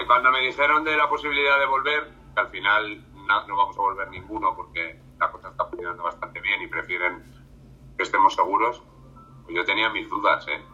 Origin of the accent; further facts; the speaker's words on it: Salamanca, Castile and León, Spain; Yo soy de Salamanca.